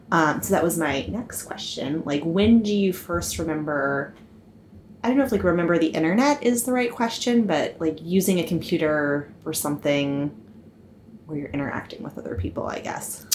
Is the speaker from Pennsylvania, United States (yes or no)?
yes; Franklin, Pennsylvania, United States; also born or lived in Pasadena, California; now in New York City, United States; I grew up, however, near in western Pennsylvania, a town called Franklin